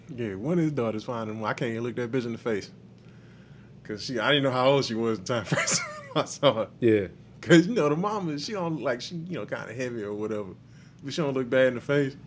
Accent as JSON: {"language": "English", "town": "Houston", "region": "Texas", "country": "United States", "said": "I'm from Houston"}